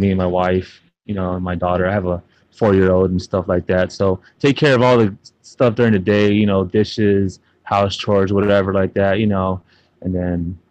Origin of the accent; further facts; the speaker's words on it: San Antonio, Texas, United States; I'm from San Antonio, Texas, to be exact. Born and raised